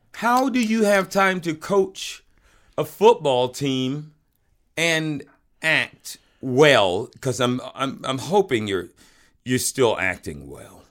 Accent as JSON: {"language": "English", "region": "the South", "country": "United States", "tie": "born or raised there", "moved": "yes", "said": "when I grew up in the South"}